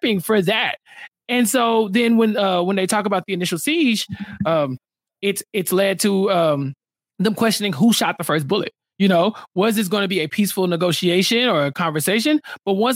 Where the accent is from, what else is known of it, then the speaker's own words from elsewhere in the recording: Houston, Texas, United States; also born or lived in Waco, Texas; I'm very much a Houstonian, but I was born in Waco. And so my entire family is from Waco